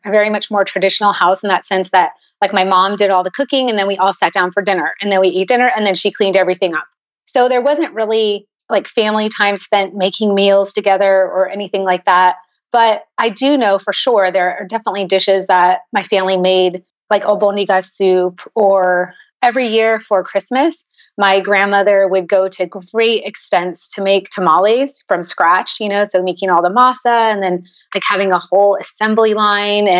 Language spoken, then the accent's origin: English; San Jose, California, United States; now in Chandler, United States; I'm originally from San Jose, California, so up in the Bay Area